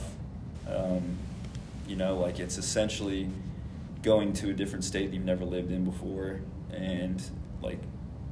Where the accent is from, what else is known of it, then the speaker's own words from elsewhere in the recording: Hurricane, Utah, United States; I grew up just in Hurricane, born and raised